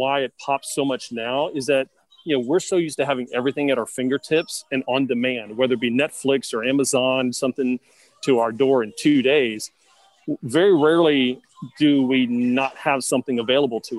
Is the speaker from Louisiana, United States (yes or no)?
yes; Baton Rouge, Louisiana, United States; I'm from Baton Rouge, Louisiana